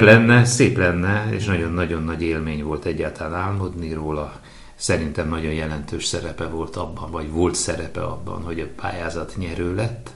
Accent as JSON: {"language": "Hungarian", "town": "Veszprém", "region": "Veszprém County", "country": "Hungary", "tie": "born or raised there", "said": "mégiscsak a szülővárosom és a színházunk székhelye"}